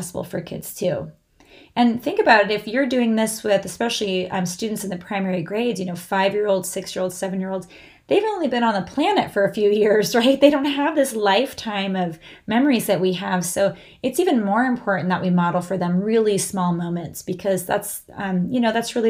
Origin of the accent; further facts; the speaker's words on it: California, United States; growing up in California